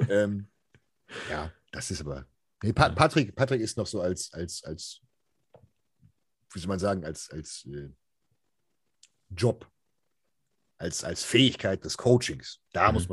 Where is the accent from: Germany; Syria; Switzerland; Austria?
Switzerland; deutschsprachiger Raum, jetzt nicht deutsch, sondern als Schweizer, ja.